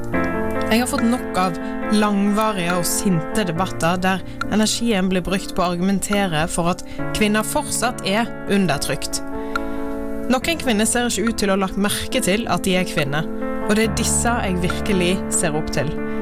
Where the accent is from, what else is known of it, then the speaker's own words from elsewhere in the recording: Florø, Vestland, Norway; jeg er fra Florø, der er det ingen folk